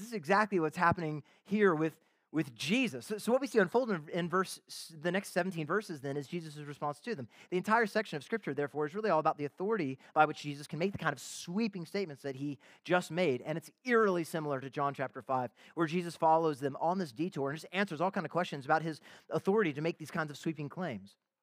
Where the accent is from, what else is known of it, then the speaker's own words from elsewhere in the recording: Canada; I am a Canadian citizen, I am married, I have some kids.